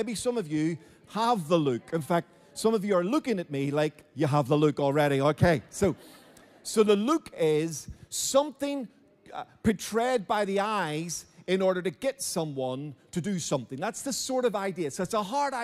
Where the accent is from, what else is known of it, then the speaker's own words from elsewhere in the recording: Belfast, Northern Ireland, United Kingdom; Now I grew up in Belfast. My mother and father raised me in Belfast